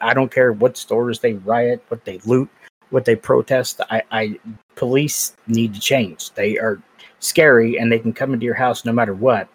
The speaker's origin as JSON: {"language": "English", "town": "Baltimore", "region": "Maryland", "country": "United States", "tie": "born or raised there", "said": "I grew up in Baltimore City"}